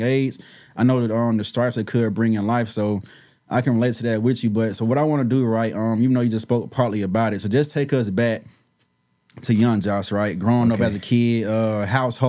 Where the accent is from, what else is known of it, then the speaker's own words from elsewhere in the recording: Decatur, United States; I'm from Decatur